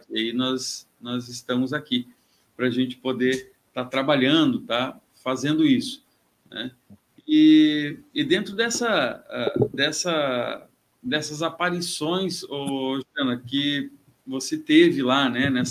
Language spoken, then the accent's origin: Portuguese; Cachoeira do Sul, Rio Grande do Sul, Brazil; Eu também sou natural do Rio Grande do Sul, sou de Cachoeira do Sul, uma cidade lá no centro do estado.